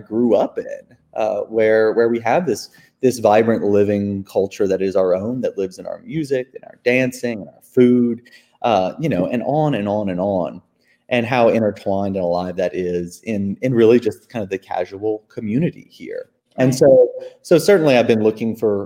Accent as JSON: {"language": "English", "town": "Lafayette", "region": "Louisiana", "country": "United States", "moved": "as an adult", "said": "I'm from Lafayette originally. So it's been 2 years back in town in general too. And, it's good to be home"}